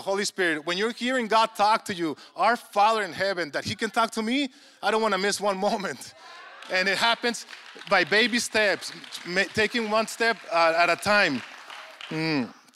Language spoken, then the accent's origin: English; Mexico